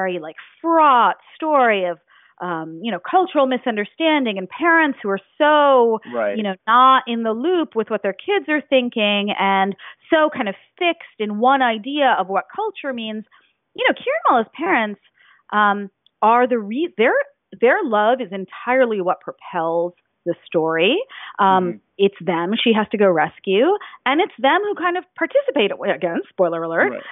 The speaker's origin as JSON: {"language": "English", "region": "Ohio", "country": "United States", "tie": "born or raised there", "also_born_or_lived": "New Jersey", "said": "I grew up in Ohio and New Jersey"}